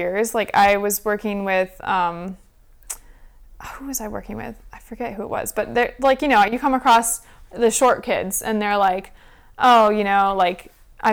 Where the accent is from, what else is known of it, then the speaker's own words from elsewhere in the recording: Michigan, United States; moved away; also born or lived in Florida; growing up in Michigan and then moving to Florida